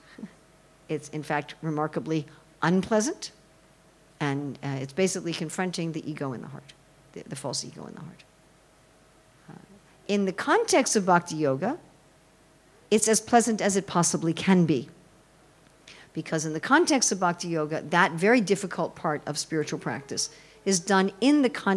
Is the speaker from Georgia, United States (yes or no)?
no; New York City, New York, United States; I'm sure you can tell I'm an American. I'm sure you can tell that in the first 30 seconds of my talk from New York City.